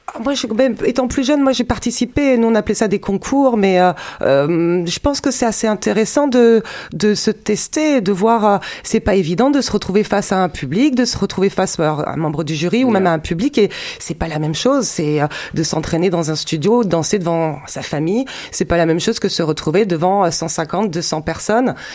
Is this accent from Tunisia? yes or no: no; France; also born or lived in Zurich; chez nous, en France